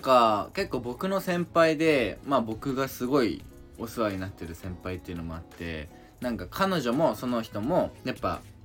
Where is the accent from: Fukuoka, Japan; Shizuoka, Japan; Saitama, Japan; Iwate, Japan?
Iwate, Japan; 俺らの地元岩手県は、かもめの卵を釣って